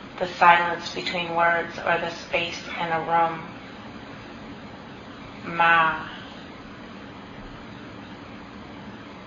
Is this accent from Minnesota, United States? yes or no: yes; Minnesota, United States; moved away; When I grew up in Minnesota and I went to the University of Minnesota my first year